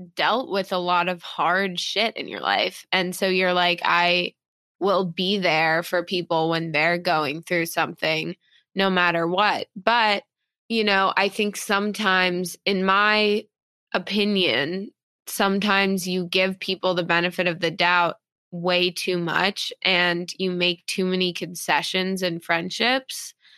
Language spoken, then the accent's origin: English; New York City, New York, United States; I was born and raised in New York